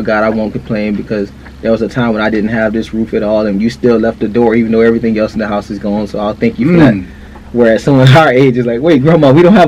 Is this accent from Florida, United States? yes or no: yes; Fort Lauderdale, Florida, United States; And we grew up together in Fort Lauderdale, Florida. We went to high school together.